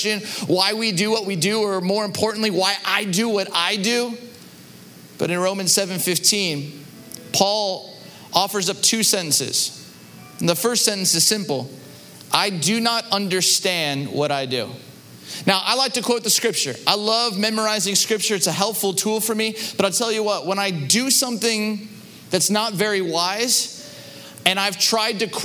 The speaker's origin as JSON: {"language": "English", "region": "Southern California", "country": "United States", "tie": "born or raised there", "moved": "as an adult", "lives_now": "Chicago, United States", "said": "Growing up in Southern California"}